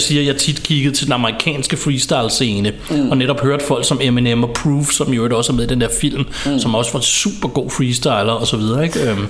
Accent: Ballerup, Capital Region of Denmark, Denmark; jeg er vokset op i Ballerup

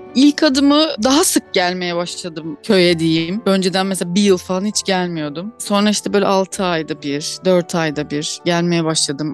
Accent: Ardeşen, Rize Province, Turkey; moved away as an adult; also born or lived in Muğla / Marmaris / Alaçatı / İzmir; 1983 yılında Rize'de doğdum ben. Rize'nin Ardeşen ilçesinde küçücük bir köyde dünyaya geldim.

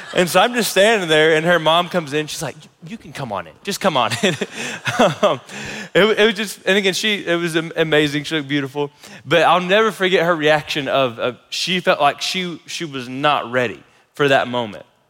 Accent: United States; As American Christians

